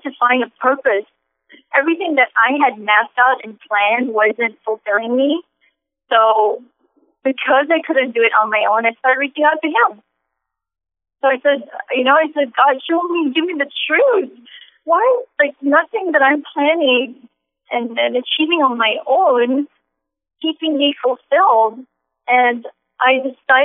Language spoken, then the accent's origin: English; Singapore; moved away; also born or lived in Los Angeles; I'm originally from Singapore